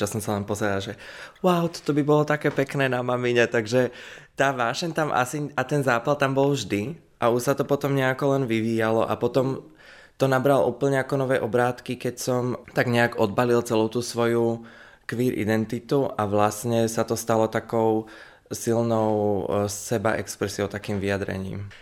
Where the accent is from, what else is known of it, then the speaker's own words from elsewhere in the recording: Slovakia; moved away as an adult; now in Czech Republic; doma na Slovensku